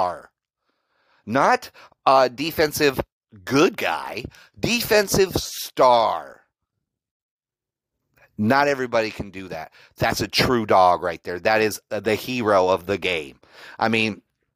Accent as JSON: {"language": "English", "region": "Colorado", "country": "United States", "said": "I'm from Colorado"}